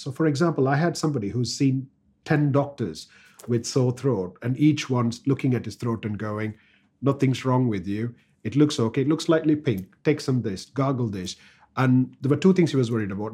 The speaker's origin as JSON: {"language": "English", "country": "India", "first_language": "Tamil", "second_language": "English", "moved": "as an adult", "lives_now": "United Kingdom", "said": "English is not my first language. I used to speak Tamil"}